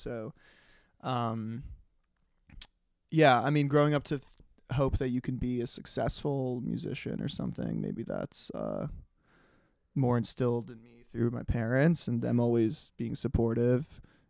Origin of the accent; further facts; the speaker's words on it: New York City, New York, United States; also born or lived in Netherlands; we grew up in New York